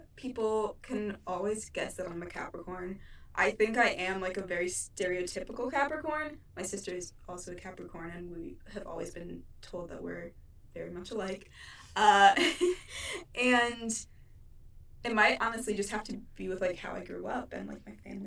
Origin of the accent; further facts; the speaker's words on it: Cleveland, Ohio, United States; I was born in Cleveland, Ohio.